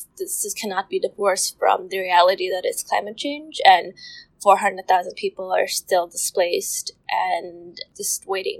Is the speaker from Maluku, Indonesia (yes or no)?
no; Jakarta, Indonesia; this is our hometown. Like, we grew up anticipating flooding every year during the rainy season of January and February.